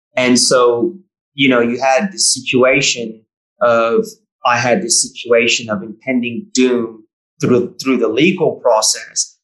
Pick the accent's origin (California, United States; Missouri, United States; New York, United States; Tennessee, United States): California, United States; Bay Area; moved away as an adult; also born or lived in New South Wales; now in Victoria, Australia; It's a beautiful place where I grew up in the Bay Area